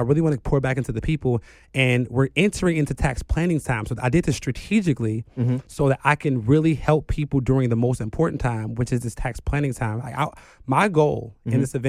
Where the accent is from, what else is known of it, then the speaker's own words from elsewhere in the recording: Chicago, Illinois, United States; Like, coming into my career, I'm still from the South Side of Chicago, and I understand poverty